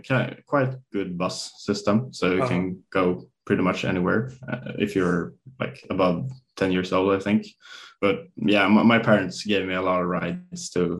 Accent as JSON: {"language": "English", "town": "Stockholm", "region": "Stockholm County", "country": "Sweden", "tie": "born or raised there", "second_language": "English", "said": "I grew up in Stockholm, or in a suburb right outside of Stockholm. And yeah, it was just a real nice, normal childhood, I guess."}